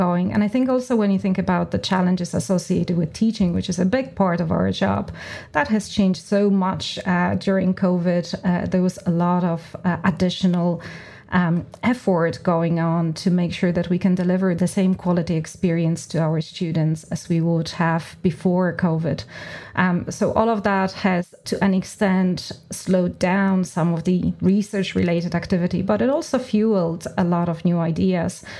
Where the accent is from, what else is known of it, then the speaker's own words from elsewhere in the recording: Poland; moved away as an adult; now in Ireland; I grew up in Poland. I'm Polish by background.